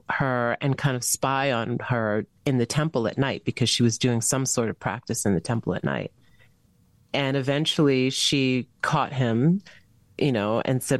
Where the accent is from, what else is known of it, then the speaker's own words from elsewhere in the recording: Long Island, New York, United States; I grew up on Long Island.